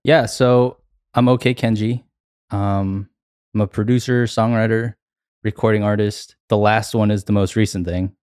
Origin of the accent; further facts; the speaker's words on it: Atlanta, Georgia, United States; I'm from Atlanta, so, you know, I grew up listening to a lot of hip hop